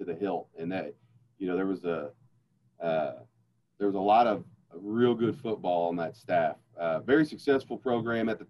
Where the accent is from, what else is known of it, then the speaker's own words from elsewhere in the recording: Louisville, Kentucky, United States; I'm born and raised in Kentucky. Grew up in Louisville